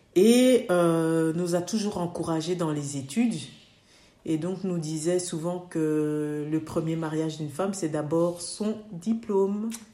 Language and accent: French; Belgium; mes parents euh, sont venus dans les années septembre, donc on est trois générations ici